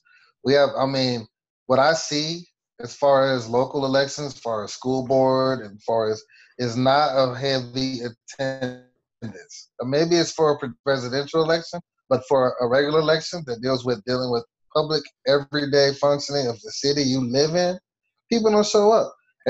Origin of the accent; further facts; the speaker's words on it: Killeen, Texas, United States; Myself, I'm from Killeen, Texas, Fort Hood. My dad was in the military. My mom was a counselor.